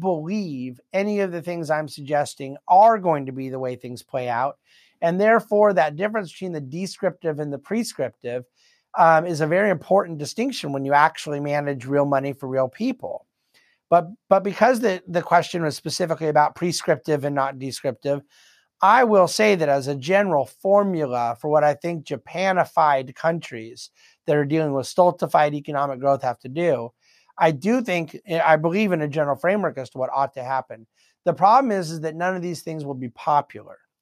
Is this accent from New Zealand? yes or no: no; United States; being an American